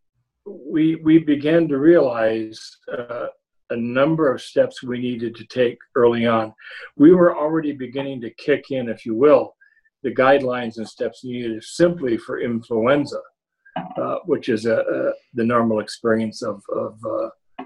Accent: Northern New York, United States; growing up in Northern New York, my home diocese of Ogdensburg was very mission-minded

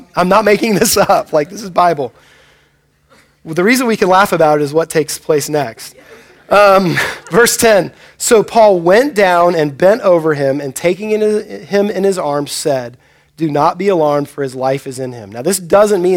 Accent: United States; you and I growing up in America

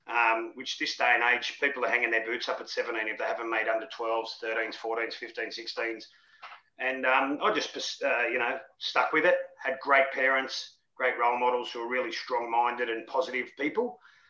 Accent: Sydney, New South Wales, Australia; moved away as an adult; also born or lived in Melbourne; I grew up in Western Sydney in a place called Liverpool or Moorbank in Liverpool. Pretty, not a really well-off area

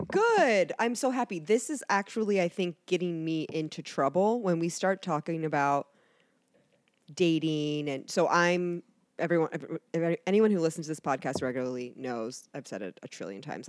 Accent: Canton, Ohio, United States; moved away as an adult; also born or lived in New Jersey / Florida; now in Cincinnati, United States; I pretty much grew up in Canton. That's where I say that I'm from, Canton.

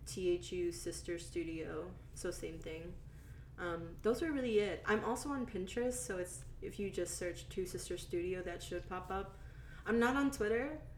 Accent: the South, United States; This is in my hometown. And like, people always give me shit about like being like raised in the South

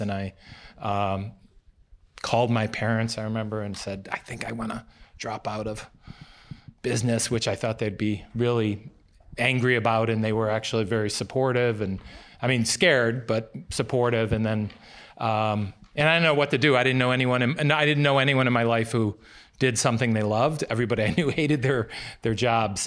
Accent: United States; also born or lived in Chicago, Illinois; I was born in Chicago and, uh, but I moved to a small town near Wisconsin.

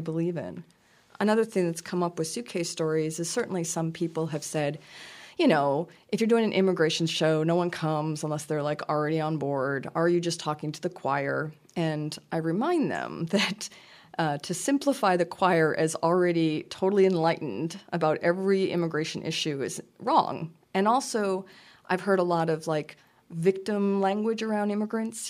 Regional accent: Lewiston, Maine, United States; moved away; I'm from a s, town of Lewiston in Auburn, Maine, in South, you know, central Maine

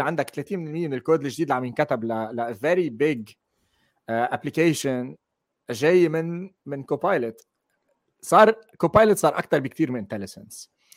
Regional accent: Lebanon; moved away as an adult; now in Netherlands; انا من لبنان بس حاليا عايش بهولندا صار لي سنتين ونص انتقلت لهون

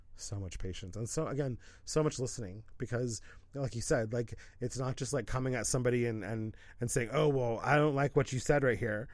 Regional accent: Pacific Northwest, United States; moved away; also born or lived in Los Angeles; We're both from the Pacific Northwest

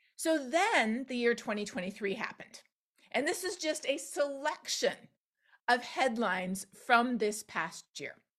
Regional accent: Canada; now in Texas, United States; We see them where I live in the United States. We see them in my home country of Canada

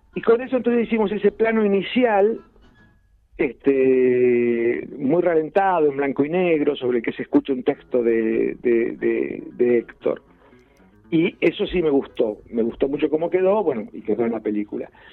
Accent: Ayacucho, Buenos Aires Province, Argentina; born or raised there

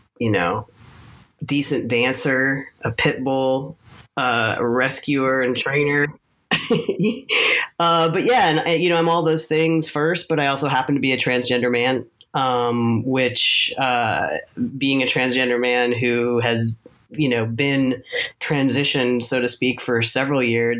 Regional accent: Los Angeles, California, United States; moved away as an adult; also born or lived in Vermont / New Orleans / New York / Atlanta; I was born in Los Angeles

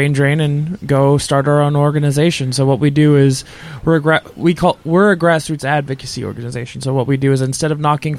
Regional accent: Atlanta, Georgia, United States; I'm from Atlanta

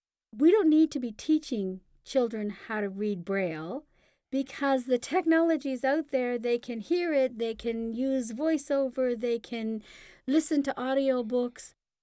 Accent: Canada; we are Canadian, yes.

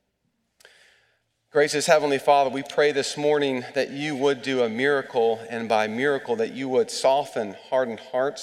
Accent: East Tennessee, United States; Growing up in East Tennessee

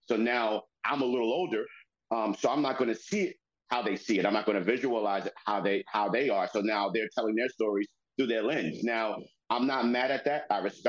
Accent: New York City, New York, United States; Even though I grew up in the Bronx, I grew up in the hood, I grew up in the projects, 169th Washington Avenue

